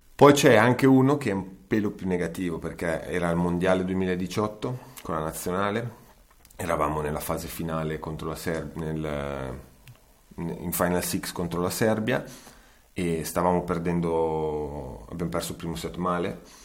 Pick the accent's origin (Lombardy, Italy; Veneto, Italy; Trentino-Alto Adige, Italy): Lombardy, Italy; Como; io sono di Como, quindi andavo allo stadio Senigalli